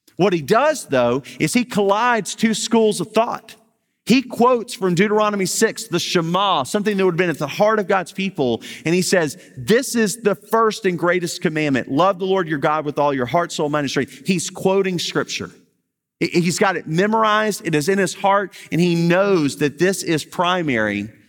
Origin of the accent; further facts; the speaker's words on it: Baton Rouge, Louisiana, United States; I'm from Baton Rouge